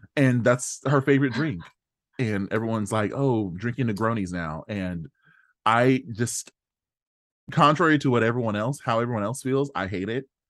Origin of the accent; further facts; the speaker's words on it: Australia; I'm Australian